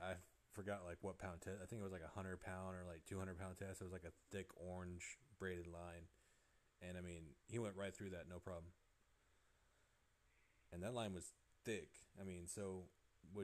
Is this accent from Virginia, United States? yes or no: no; California, United States; moved away; I'm from California